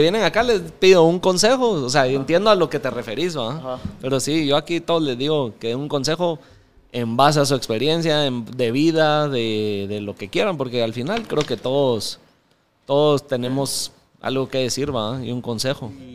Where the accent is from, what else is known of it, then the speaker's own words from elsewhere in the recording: Mixco, Guatemala Department, Guatemala; me crecí en zona 8, ahí en San Cristóbal.